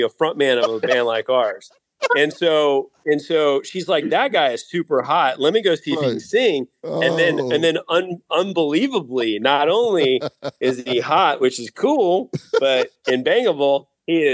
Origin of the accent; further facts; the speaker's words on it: Atlanta, Georgia, United States; I grew up in the Atlanta rock music scene